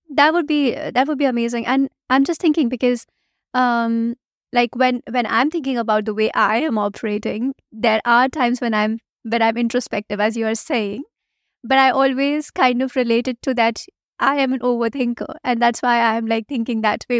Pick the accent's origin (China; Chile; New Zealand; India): India; first language Hindi; English is a second language; I come from India